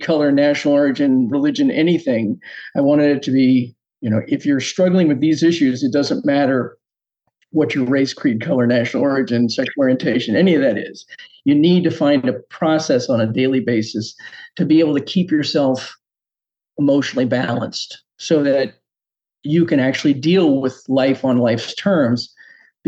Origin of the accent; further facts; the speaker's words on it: Washington, District of Columbia, United States; I grew up in Washington, D.C.